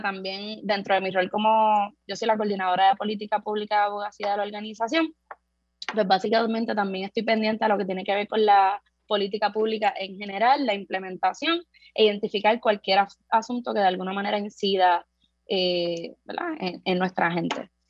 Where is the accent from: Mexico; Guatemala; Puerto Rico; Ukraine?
Puerto Rico; San Juan; Yo soy de Buenavista Torre, que es una de las del caño